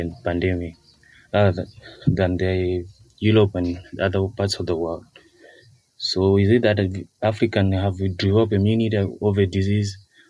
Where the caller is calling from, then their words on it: Blantyre, Malawi; I'm calling from Blanta, Chumankunda, Malawi.